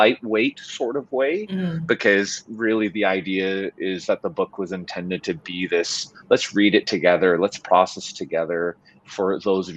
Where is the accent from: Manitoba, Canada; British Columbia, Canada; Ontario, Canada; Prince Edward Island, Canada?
British Columbia, Canada; Vancouver; moved away as an adult; also born or lived in South Korea; now in Edmonton, Canada; I'm Korean Canadian, born and raised in Vancouver, but my parents immigrated from South Korea in the 70s